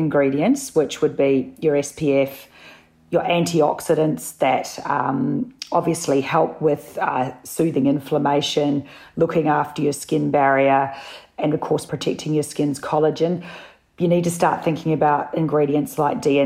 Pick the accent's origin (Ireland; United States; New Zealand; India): New Zealand; also born or lived in Sydney, Australia; now in Melbourne, Australia; I'm a Kiwi